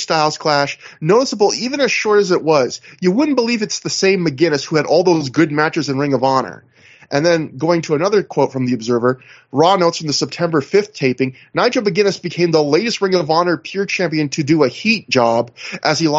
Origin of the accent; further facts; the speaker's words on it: Canada; I'm Canadian